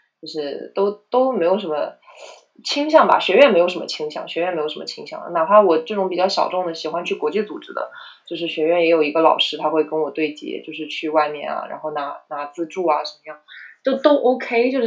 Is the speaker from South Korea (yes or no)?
yes; South Korea; Chinese is a second language; 啊，对我们，而且我们韩国人巨多，就一一一个届可能有六十个韩国留学生这样子，对。